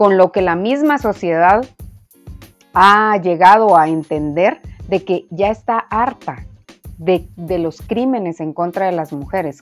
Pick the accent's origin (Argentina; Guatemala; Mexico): Guatemala; como sociedad guatemalteca